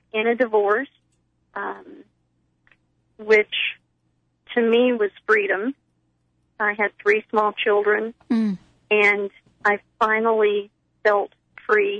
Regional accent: Texas, United States; I am from Texas

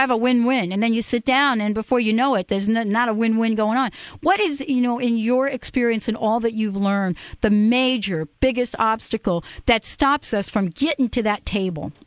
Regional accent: New York, United States; New York, my place, my hometown

